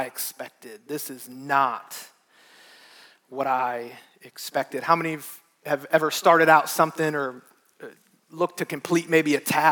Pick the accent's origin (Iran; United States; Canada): United States; Midwest; moved away; I grew up in it in the Midwest